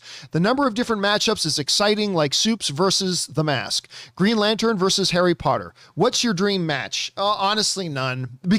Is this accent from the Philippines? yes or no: yes; Philippines; I'm Filipino. How could I not love the guy?